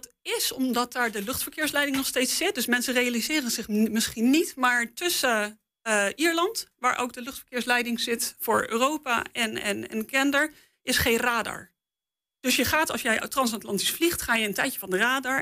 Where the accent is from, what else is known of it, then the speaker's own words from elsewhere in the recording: Netherlands; als Nederlander met, met meerdere talen in ons pakket